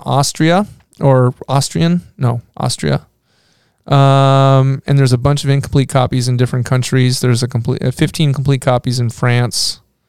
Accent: Pacific Northwest, United States; I had many Mormon friends growing up in the Pacific Northwest.

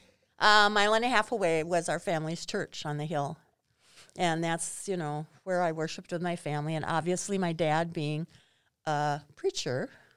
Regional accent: Rockdale, Minnesota, United States; Well, actually, a suburb of Hayfield called Rockdale.

